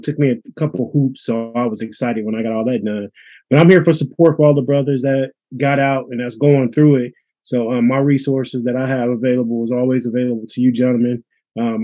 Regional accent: Pittsburgh, United States; we grew up in Pittsburgh.

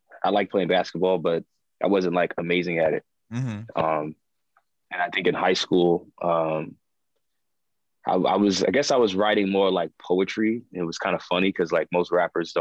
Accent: New York City, New York, United States; Born and raised in Brooklyn, Flatbush section of Brooklyn

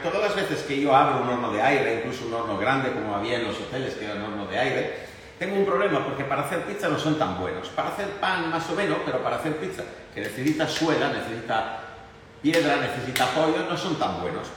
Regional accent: Italy; now in Spain; como italiano

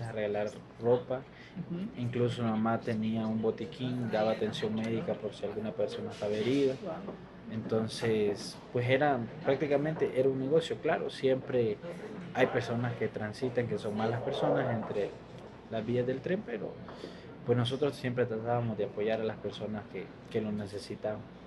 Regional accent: Palenque, Chiapas, Mexico; also born or lived in Honduras; nosotros venimos de Honduras, crecimos en Palenque

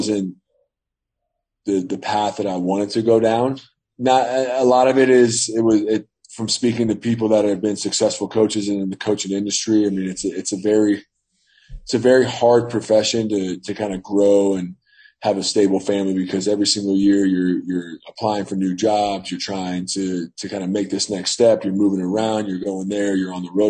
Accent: Northern Virginia, United States; to Northern Virginia. Okay. Back to my hometown.

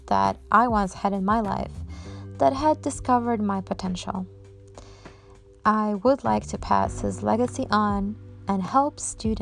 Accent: Poland; English is a second language; moved away as an adult; now in New York, United States; I was born and raised in Poland, and while I started my teacher training college there, I graduated from university here in New York, where I currently live and work

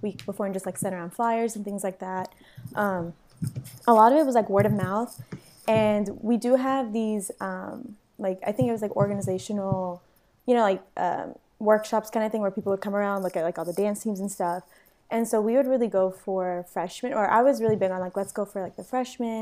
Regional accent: Dallas, Texas, United States; also born or lived in Austin, Texas; I'm from Dallas

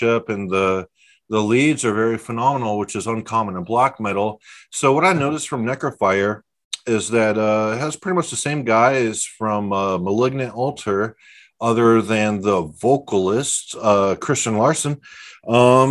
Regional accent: Texas, United States; we're both from Texas

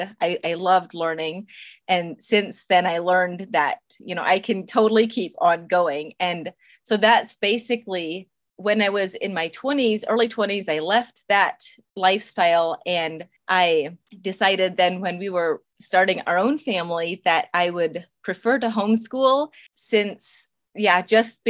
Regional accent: Indiana, United States; first language Pennsylvania Dutch; English is a second language; now in Three Rivers, United States; So I grew up in Indiana, and I actually grew up Amish.

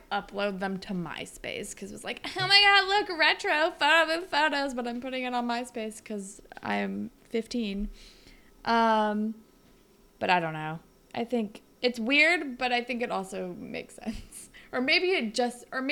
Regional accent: Northern California, United States; I'm from Northern California

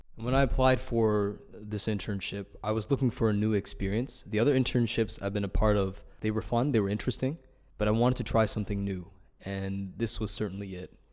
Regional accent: Toronto, Ontario, Canada; I'm from Toronto, uh, from Ryerson University

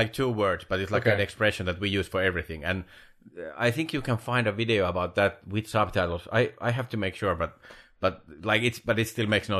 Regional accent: Finland; first language Finnish; English is a second language; moved away as an adult; now in United States; I normally speak Finnish. That's my native language from Finland.

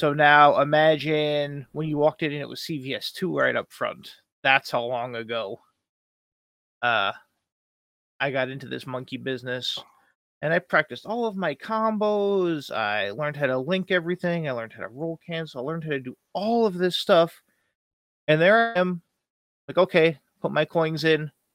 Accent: East Coast, United States; I'm from the East Coast

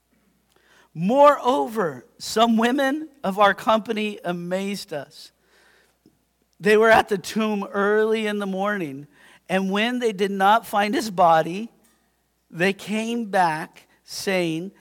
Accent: United States; I consider myself a Christian. Do you know why? Because I'm American

